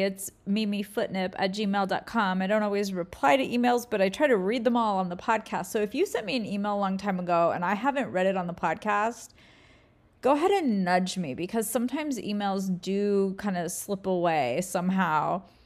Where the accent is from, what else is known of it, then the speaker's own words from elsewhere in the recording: California, United States; also born or lived in Hawaii; I'm from California, where I'm kind of my permanent, just my home base.